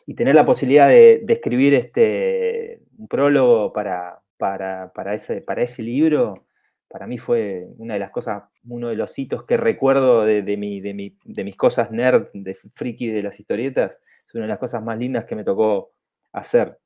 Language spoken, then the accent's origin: Spanish; Bariloche, Río Negro, Argentina; also born or lived in southern Chile; me había pasado 10 años viviendo prácticamente en el campo, en el sur de Chile, donde yo nací, eh, y, viviendo en pueblitos muy chiquitos, y después me vine a Argentina